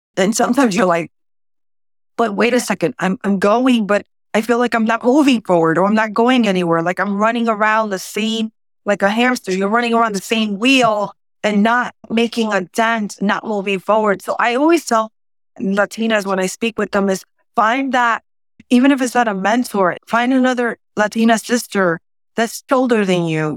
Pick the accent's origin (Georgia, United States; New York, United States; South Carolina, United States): New York, United States; New York City; first language Spanish; English is a second language; I'm originally from the South Bronx